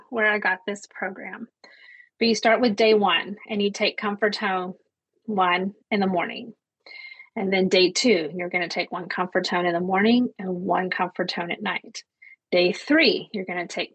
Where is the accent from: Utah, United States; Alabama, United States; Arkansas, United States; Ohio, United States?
Arkansas, United States; Ozark Mountains; moved away as an adult; also born or lived in Bahrain / Japan; I also grew up in the Ozark Mountains. I'm from Arkansas initially, grew up barefoot